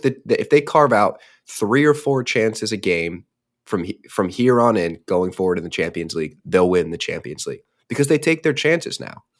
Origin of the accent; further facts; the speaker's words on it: United States; as an American